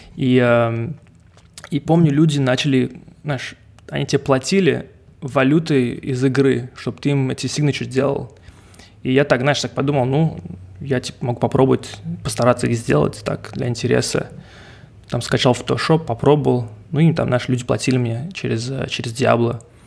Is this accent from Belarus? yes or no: no; Montreal, Quebec, Canada; first language English; Russian is a second language; also born or lived in Russia; родился в России и переехал ага. сюда, ко мне было там, 5 лет, что ли. Поэтому я уже здесь 25 лет живу в Канаде